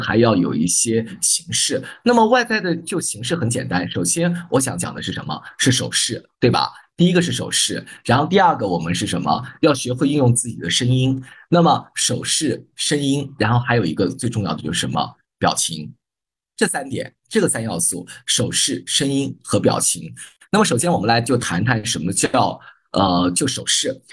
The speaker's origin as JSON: {"language": "Chinese", "country": "China", "said": "我们中国人"}